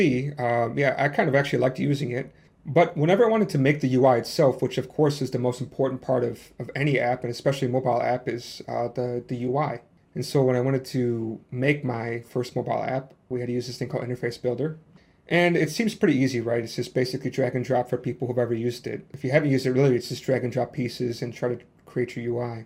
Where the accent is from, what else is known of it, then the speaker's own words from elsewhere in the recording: Chicago, Illinois, United States; now in Hong Kong; Originally, I'm from USA, from the Chicago South Side, so you might hear a little bit of my accent. But now I'm living in Hong Kong